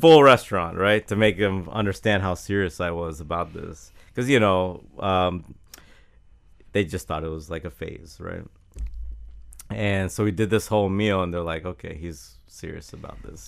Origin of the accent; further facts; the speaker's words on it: Jacksonville, Florida, United States; I grew up in Jacksonville with the, uh, Florida, Georgia, uh, game